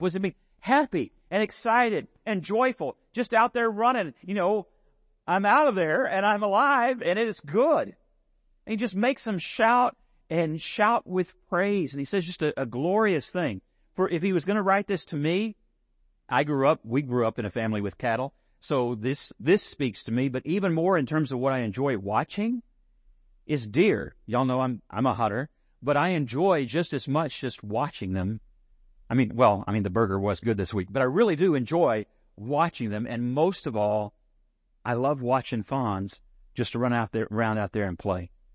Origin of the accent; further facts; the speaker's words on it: San Angelo, Texas, United States; all my childhood summers growing up in San Angelo.